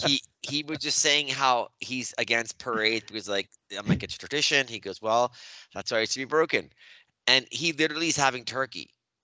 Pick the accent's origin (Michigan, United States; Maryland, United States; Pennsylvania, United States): Maryland, United States; I'm from Maryland.